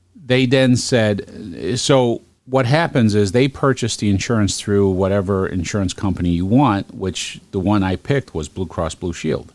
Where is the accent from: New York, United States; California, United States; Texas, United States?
New York, United States; New York City; also born or lived in Northern Virginia / Washington D.C.; now in Geneva, New York, United States; I'm originally from Brooklyn